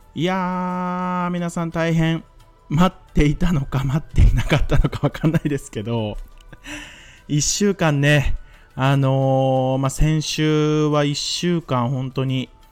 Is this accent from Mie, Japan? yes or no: yes; Mie, Japan; 僕三重県出身なんですよ